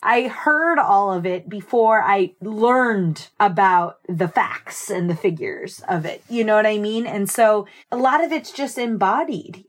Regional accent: Lakewood, New Jersey, United States; I'm from Lakewood, New Jersey, which if there's no context for that, that's by the Jersey Shore. And I grew up with my mother, my father, my brother, and my maternal grandmother. And we are Jersey-born and bred.

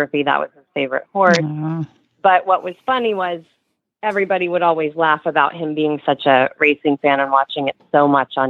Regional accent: Texas, United States; moved away as an adult; also born or lived in Manhattan, New York; now in New York, United States; I grew up in Texas and ended up doing eventing up through college.

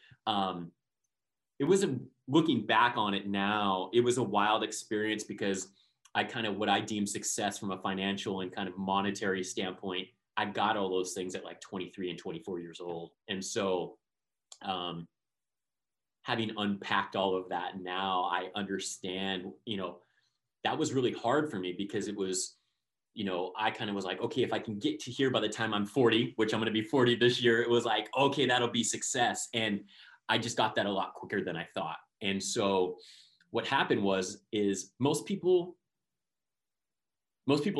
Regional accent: Southern California, United States; born and raised in Southern California

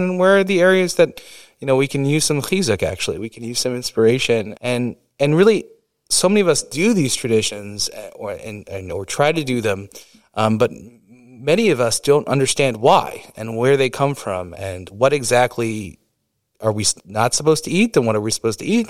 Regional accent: New York, United States; I grew up in New York

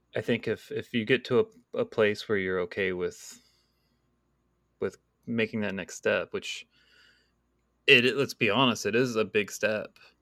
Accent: Texas, United States; moved away; also born or lived in California; me being Texan

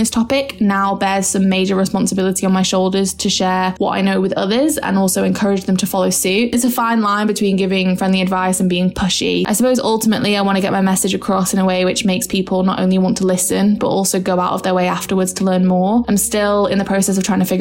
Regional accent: Manchester, North West England, United Kingdom; I'm 23 years old, and I'm from Manchester in the UK.

